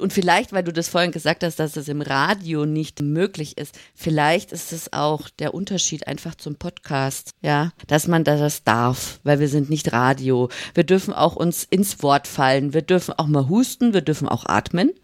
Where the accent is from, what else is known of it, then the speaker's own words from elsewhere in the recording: Upper Bavaria, Germany; now in Swabia, Germany; Ich bin aufgewachsen in Oberbayern und wohne jetzt aber schon im Schwabeländler ganze Zeit.